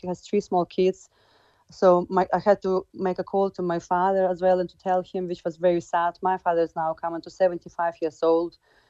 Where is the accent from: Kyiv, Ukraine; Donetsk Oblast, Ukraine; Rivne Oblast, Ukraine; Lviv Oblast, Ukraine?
Rivne Oblast, Ukraine; Rivne; English is a second language; moved away as an adult; now in Cork, Ireland; We've lost our county back in Rivne, where in my hometown.